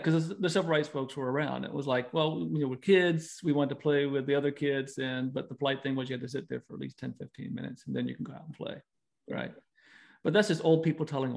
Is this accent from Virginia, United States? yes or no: yes; Virginia, United States; moved away as an adult; also born or lived in Utah; I'm from Virginia, born and raised, and my wife and I just moved back here, you know, back in June.